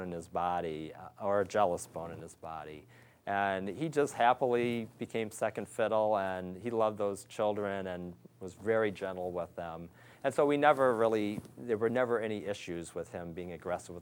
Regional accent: Pontiac, Michigan, United States; moved away as an adult; also born or lived in Detroit, Michigan / Ohio; I was born in Detroit and grew up just outside Pontiac, Michigan.

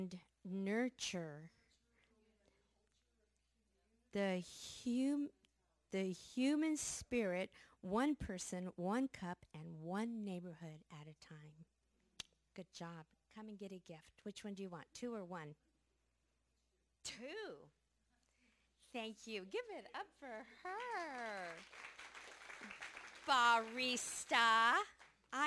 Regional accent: the Northwest, Pacific Northwest, United States; We are from the Northwest.

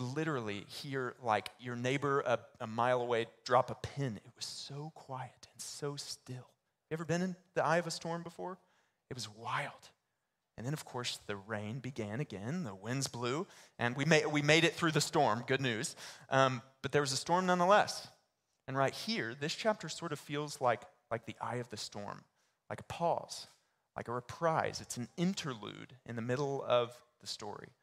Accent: Baytown, Texas, United States; I grew up in Baytown, Texas

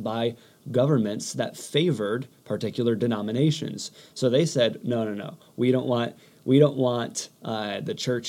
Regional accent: United States; as Americans and as American Christians

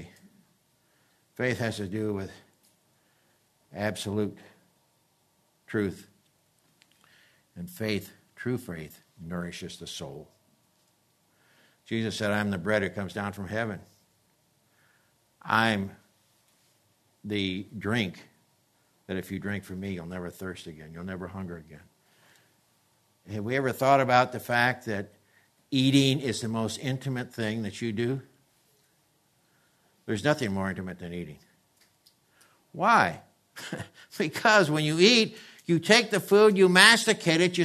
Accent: the East, United States; now in California, United States; I grew up in the East

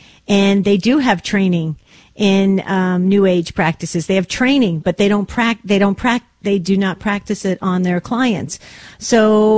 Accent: West Caldwell, New Jersey, United States; I grew up in West Caldwell.

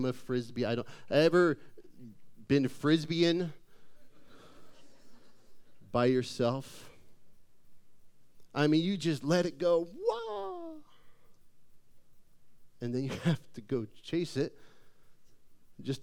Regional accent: Phoenix, Arizona, United States; I grew up in Phoenix.

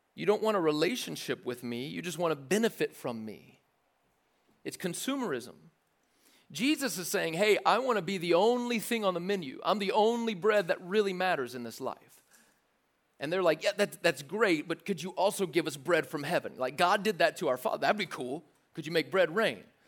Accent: the South, United States; I didn't grow up in church, but I grew up in the South enough to drive past churches

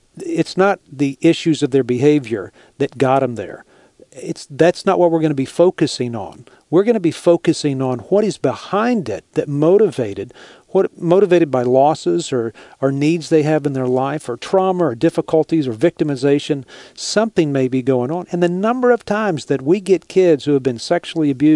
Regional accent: Texas, United States; I'm from Texas

